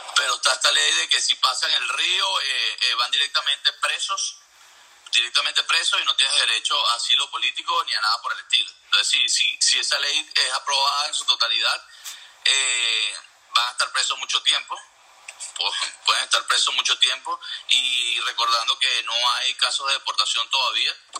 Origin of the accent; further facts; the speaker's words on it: Venezuela; moved away as an adult; yo hablo como venezolano